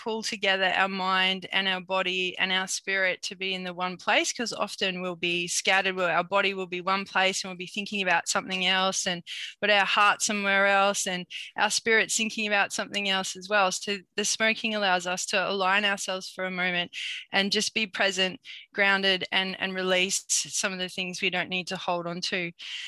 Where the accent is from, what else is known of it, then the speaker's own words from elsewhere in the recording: New South Wales, Australia; I'm coming from Minjimbul country, part of the Bundjalung Nation, and I thank the old people for caring for country so well